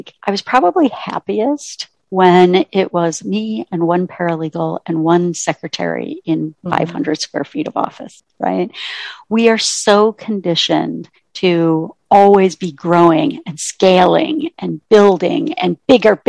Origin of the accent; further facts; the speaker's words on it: Ontario, Canada; moved away as an adult; now in United States; I grew up in Ontario, Canada, and then went to college here in the US